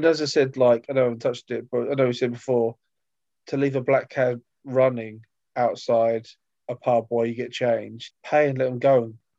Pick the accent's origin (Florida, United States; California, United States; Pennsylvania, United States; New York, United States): New York, United States; Brighton; born there; I was born in Brighton, New York.